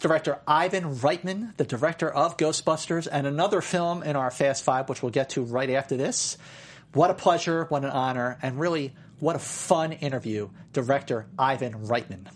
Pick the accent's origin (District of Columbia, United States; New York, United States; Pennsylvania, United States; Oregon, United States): Pennsylvania, United States; Philadelphia; I grew up in Philadelphia